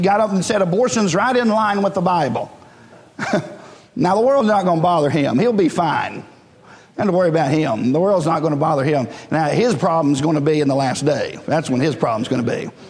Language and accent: English; United States; as an American